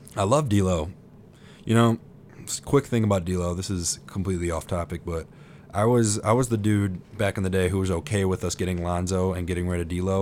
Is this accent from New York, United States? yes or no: no; Detroit, Michigan, United States; we're obviously from Detroit. We love our Pistons